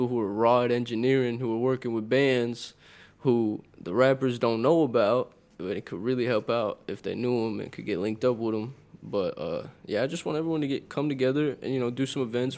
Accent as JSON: {"language": "English", "town": "Wimberley", "region": "Texas", "country": "United States", "tie": "born or raised there", "also_born_or_lived": "Austin, Texas", "said": "I was mainly growing up in Wimberley"}